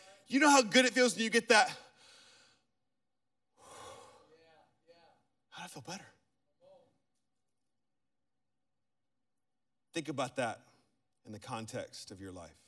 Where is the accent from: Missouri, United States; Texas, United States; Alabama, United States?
Alabama, United States; Birmingham; I'm from Birmingham, Alabama